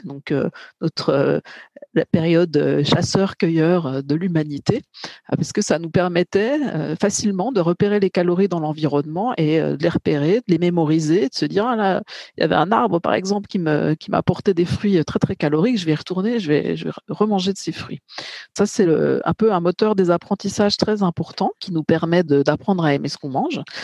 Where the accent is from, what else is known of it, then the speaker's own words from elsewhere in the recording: Bourgogne-Franche-Comté, France; moi, je suis plutôt de Bourgogne-Franche-Comté